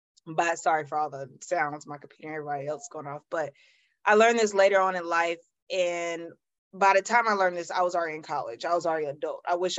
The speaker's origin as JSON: {"language": "English", "town": "Greenville", "region": "South Carolina", "country": "United States", "tie": "born or raised there", "said": "Okay, well, I'm from Greenville, South Carolina. Used to be a smaller town, but now it's growing so much, it's not considered small anymore. But it's a town in the upper side of South Carolina. I was born th"}